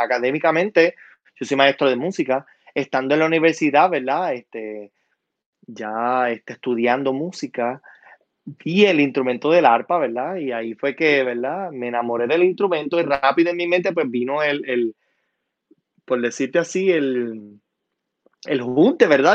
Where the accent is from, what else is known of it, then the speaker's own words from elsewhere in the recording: San Sebastián, Puerto Rico; also born or lived in Utuado; soy puertorriqueño, soy original de San Sebastián